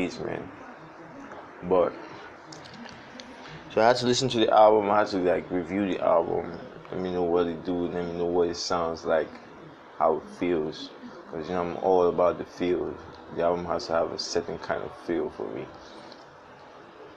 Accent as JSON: {"language": "English", "country": "Nigeria", "said": "I be Niger boy"}